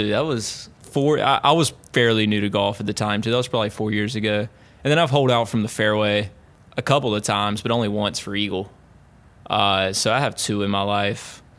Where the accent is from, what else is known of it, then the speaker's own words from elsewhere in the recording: Clinton, North Carolina, United States; Coharie is in my hometown of Clinton, North Carolina. Um, for those at all familiar with the geography of North Carolina, it's halfway between Raleigh and Wilmington.